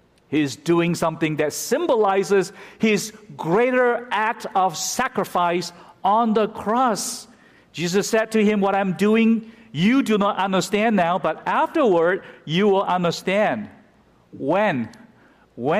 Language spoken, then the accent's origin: English; United States; we as American Christians